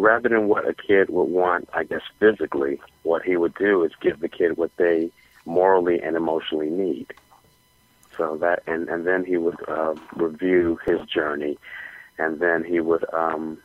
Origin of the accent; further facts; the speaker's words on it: Washington, District of Columbia, United States; I was born in Washington, D.C., and I came up in the public school system